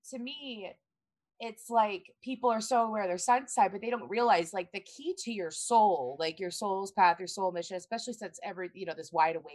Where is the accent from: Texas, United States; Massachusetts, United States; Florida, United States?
Florida, United States; Tampa